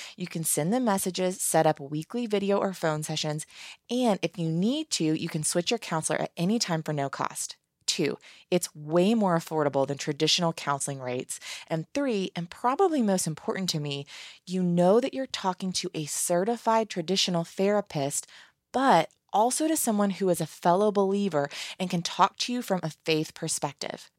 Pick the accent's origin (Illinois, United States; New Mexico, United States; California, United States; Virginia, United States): Virginia, United States; I'm from Virginia